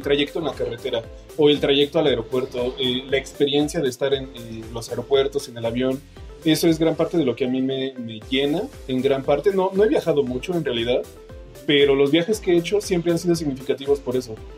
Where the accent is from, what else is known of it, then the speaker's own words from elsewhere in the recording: Mexico; somos mexicanos